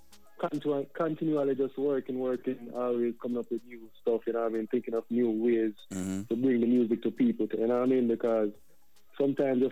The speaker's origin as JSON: {"language": "English", "town": "Prospect", "region": "Saint Thomas", "country": "Jamaica", "also_born_or_lived": "New Jersey, United States", "moved": "yes", "lives_now": "United States", "said": "where I'm from is Jamaica. We call it the East Side. You know, I'm from St. Thomas"}